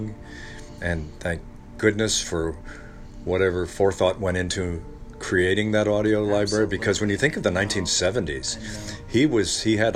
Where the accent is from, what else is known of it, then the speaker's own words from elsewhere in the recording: Ohio, United States; In Northwest Ohio.